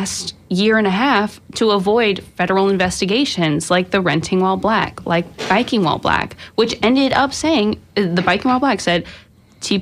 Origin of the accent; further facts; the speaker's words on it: Jacksonville, Florida, United States; I'm from Jacksonville, and Jacksonville is a one county, one city